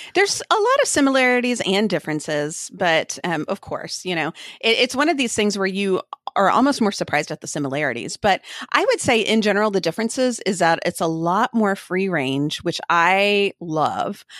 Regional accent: Austin, Texas, United States; moved away as an adult; also born or lived in Turkey / Kosovo / Oregon; we live just north of Austin, Texas, which is my hometown, but we have lived all over the place, quite literally, around the world

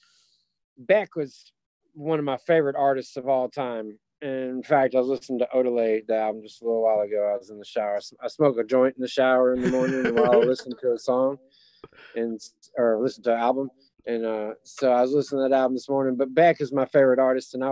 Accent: Memphis, Tennessee, United States; I'm from Memphis

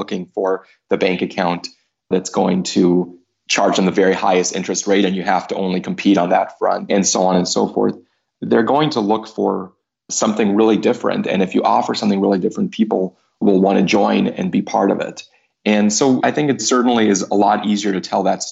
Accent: United States

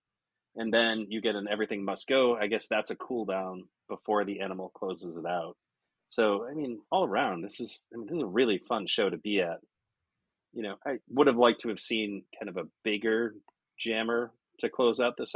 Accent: Connecticut, United States; I am from Connecticut

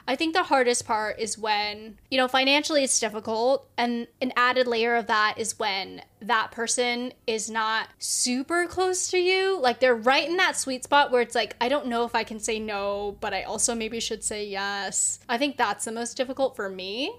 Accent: the Bay Area, California, United States; the Bay, obviously, because that's my hometown

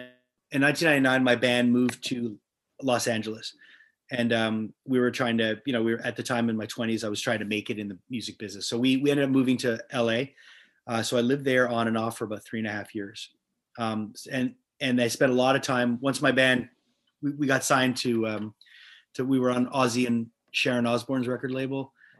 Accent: Montreal, Quebec, Canada; born or raised there

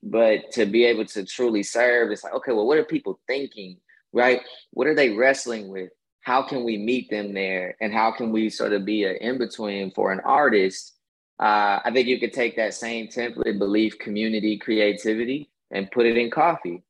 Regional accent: Kansas, United States; now in Atlanta, United States; I'm originally from the Midwest

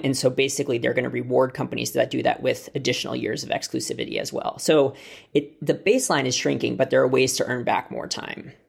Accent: United States; moved away as an adult; now in United Kingdom; as an American who moved here two and a half weeks ago.

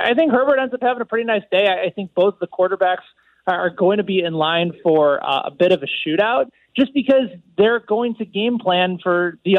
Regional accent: Chicago, Illinois, United States; I grew up in Chicago as a Cub fan

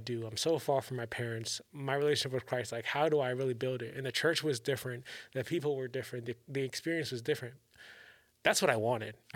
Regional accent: Maryland, United States; now in California, United States; I'm from Maryland

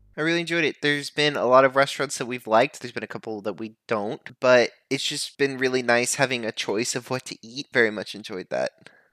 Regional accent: United States; I, as an American

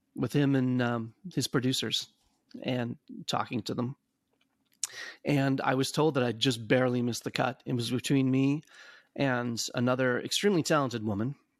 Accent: Madison, Wisconsin, United States; growing up in Madison

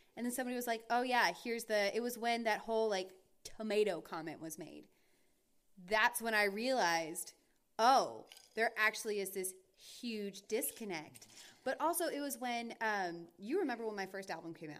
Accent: North Carolina and Georgia, the South, United States; I am from North Carolina and Georgia, and most of my family, the vast majority of my family is from the South

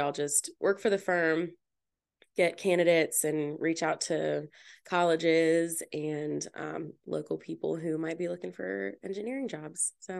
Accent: Powhatan, United States; I'm from here, from Powhatan. I grew up in Powhatan.

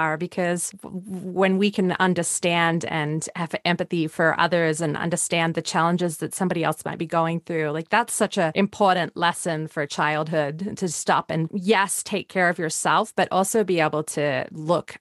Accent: Australia; moved away; growing up in Australia

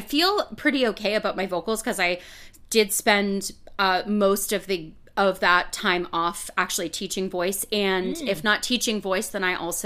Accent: Massachusetts, United States; now in New York, United States; I was born in Massachusetts

